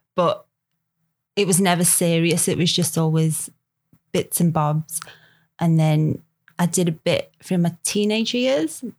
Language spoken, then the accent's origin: English; Liverpool, North West England, United Kingdom; accent: Scouse; moved away; grew up in Liverpool